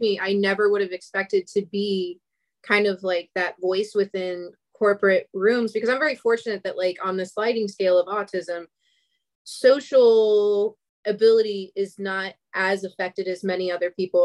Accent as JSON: {"language": "English", "town": "Atlanta", "region": "Georgia", "country": "United States", "said": "I'm from Atlanta"}